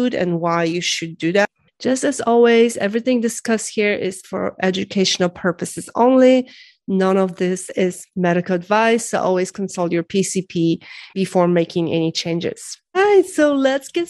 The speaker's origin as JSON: {"language": "English", "country": "Poland", "tie": "born or raised there", "moved": "yes", "said": "I grew up in Poland and during like communism"}